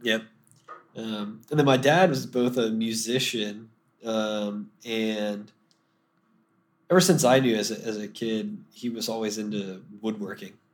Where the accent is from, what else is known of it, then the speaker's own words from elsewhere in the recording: Deltona, Florida, United States; I grew up in a suburb of Orlando called Deltona